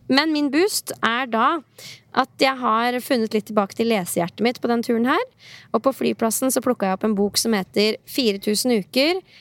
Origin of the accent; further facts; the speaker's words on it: Norway; hjemme i Norge